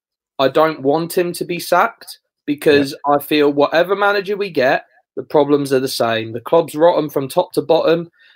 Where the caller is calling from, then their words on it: Colchester, East of England, United Kingdom; Just from Colchester, mate.